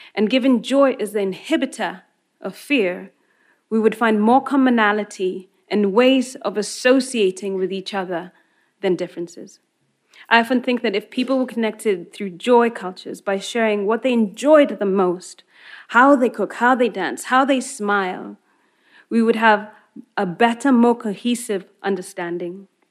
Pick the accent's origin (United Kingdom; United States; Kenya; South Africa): Kenya